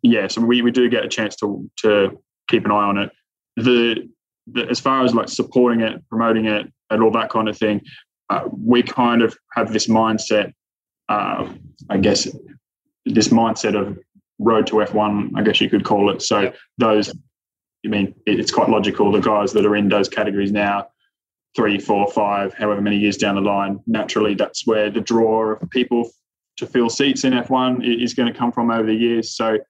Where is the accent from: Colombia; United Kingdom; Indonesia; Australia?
Australia; You know, you watching, as an Australian, watching Piastri last year